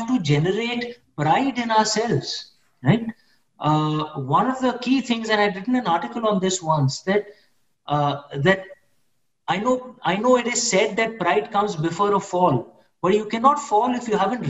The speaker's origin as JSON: {"language": "English", "country": "India", "moved": "as an adult", "lives_now": "United Kingdom", "said": "I'm an Indian, I'm a Hindu"}